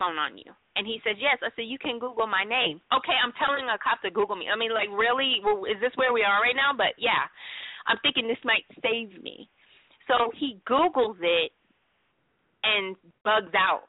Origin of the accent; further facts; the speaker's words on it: Ohio, United States; I'm from Ohio. I am from about 15 minutes, maybe 2 or 3 exits away from where John Crawford was shot in the Walmart.